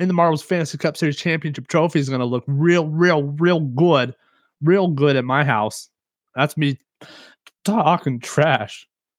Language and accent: English; Kansas, United States; I'm from Kansas, dude. I'm a Southern as they come, you know.